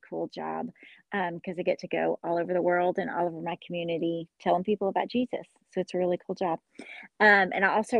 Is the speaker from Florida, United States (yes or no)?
no; Hopkinsville, Kentucky, United States; I'm located in Hopkinsville, Kentucky, and which is the town where I grew up